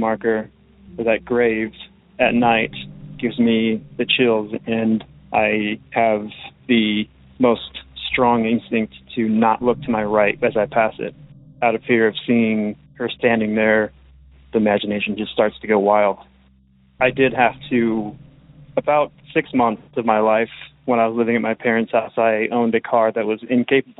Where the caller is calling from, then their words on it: Oregon, United States; I'm calling from Oregon